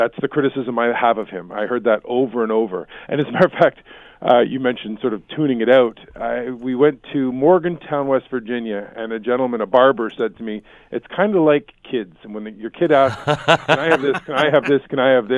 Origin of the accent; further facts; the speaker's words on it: Canada; as a Canadian